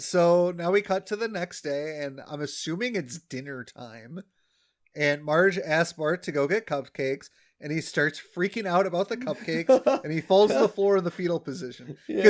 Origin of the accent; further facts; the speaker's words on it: Wisconsin, United States; I'm also from Wisconsin.